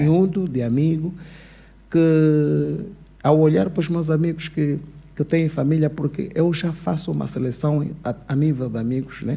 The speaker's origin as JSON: {"language": "Portuguese", "town": "Luanda", "region": "Luanda Province", "country": "Angola", "tie": "born or raised there", "also_born_or_lived": "Portugal", "moved": "as an adult", "said": "eu nasci no Cazenga, uhum. cresci numa casa de pau a pique, yeah. depois saí do Cazenga"}